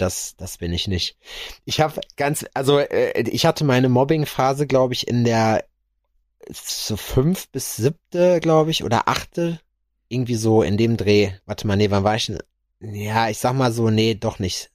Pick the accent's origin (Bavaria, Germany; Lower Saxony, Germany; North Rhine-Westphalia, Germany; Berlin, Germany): North Rhine-Westphalia, Germany; Schalksmühle; bei uns in Schalksmühle, äh, wo meine Grundschule war, wo wir auch immer skaten waren